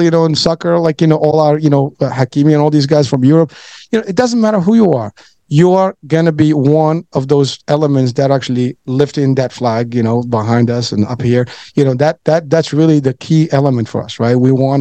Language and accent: English; Morocco; now in United States; I'm from Morocco